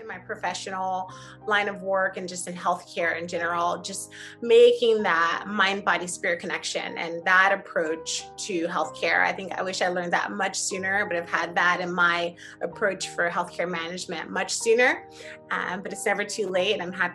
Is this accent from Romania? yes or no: no; Miami, Florida, United States; growing up in Miami, again, my parents, immigrants from Haiti.